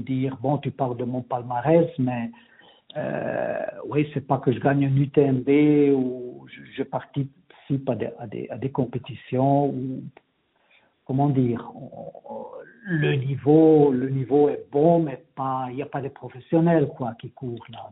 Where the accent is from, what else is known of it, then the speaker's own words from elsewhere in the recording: Ticino, Switzerland; moved away as an adult; also born or lived in Geneva / Vienna / Zurich / Bern; now in Engadine, Switzerland; Moi, je suis né, j'ai grandi au Tessin, mhm. jusqu'à l'âge de 20 ans.